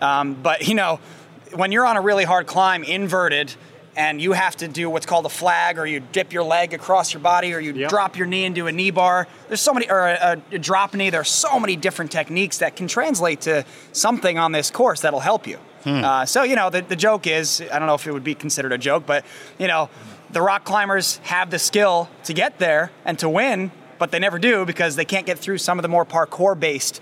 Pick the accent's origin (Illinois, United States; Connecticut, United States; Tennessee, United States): Connecticut, United States; Sherman; moved away; I was just in Sherman, my hometown, Sherman, Connecticut, doing this exact thing I used to do as a child